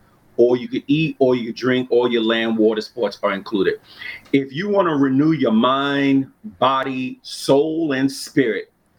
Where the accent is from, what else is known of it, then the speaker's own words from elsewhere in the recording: New York City, New York, United States; growing up in New York City, growing up in Harlem